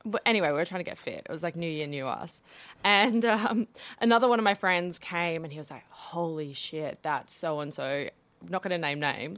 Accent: South Africa; growing up in South Africa

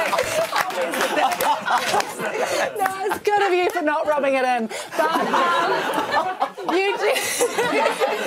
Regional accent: New Zealand; now in Australia; I am from New Zealand.

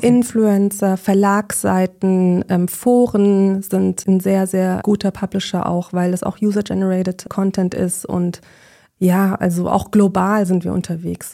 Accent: Munich, Bavaria, Germany; moved away as an adult; now in Berlin, Germany; ich bin eigentlich Münchnerin

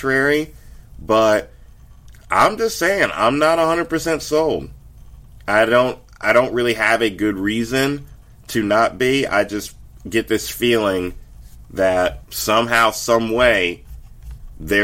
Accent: Charlotte, North Carolina, United States; Charlotte, as everybody knows, is my hometown. Not born here, but raised and everything else

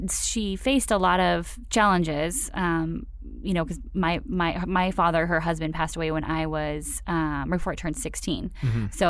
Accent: Phoenix, Arizona, United States; Right. Okay, so I grew up in Phoenix, right? Like, I was a mall rat for sure.

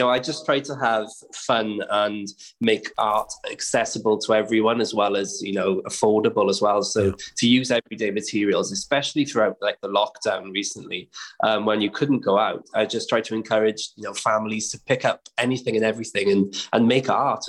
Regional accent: Wales, United Kingdom; So, if Wales couldn't win, I was, was going to go for England, proud Brit as well.

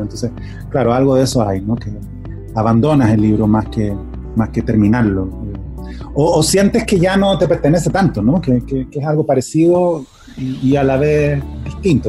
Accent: Chile; soy chileno

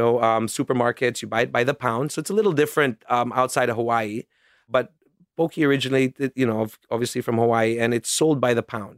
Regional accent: Singapore; also born or lived in New York, United States; I was born in New York. I was born actually during my family's exile in the U.S. So that's why I was born in New York. I was there and left as a baby and after my parents went their own ways and grew up in Singapore.

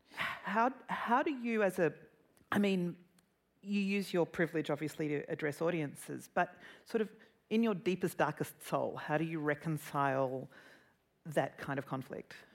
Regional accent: Australia; as an Australian

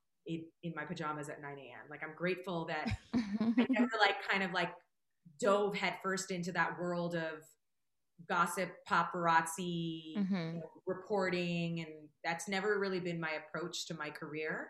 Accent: Toronto, Ontario, Canada; now in Los Angeles, United States; Toronto's always home. It's still home. I'm still a Canadian citizen.

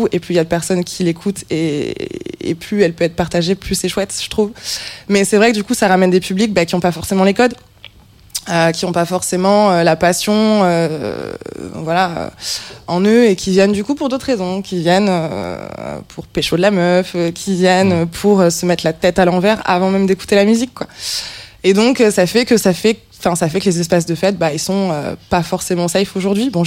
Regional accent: Toulouse, Occitania, France; Moi, je venais, de, je venais de Toulouse et je suis arrivée à Paris.

